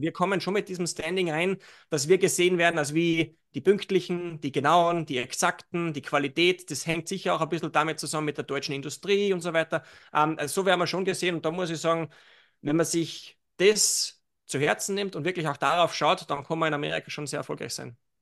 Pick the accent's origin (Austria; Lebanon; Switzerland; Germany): Austria; Salzburg; Jetzt bin ich aus Salzburg